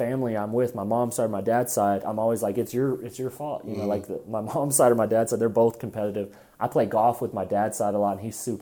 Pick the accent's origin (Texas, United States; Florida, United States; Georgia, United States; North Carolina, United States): Texas, United States; Lubbock; also born or lived in Hobbs, New Mexico / Seminole, Texas; I was born here in Lubbock